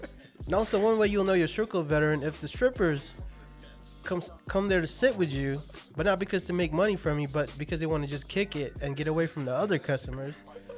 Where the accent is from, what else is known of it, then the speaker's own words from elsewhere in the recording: Las Vegas, Nevada, United States; we're from Vegas. We've been here for a long time. We grew up here.